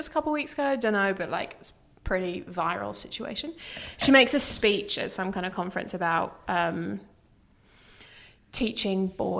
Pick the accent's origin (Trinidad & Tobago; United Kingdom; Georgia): United Kingdom; England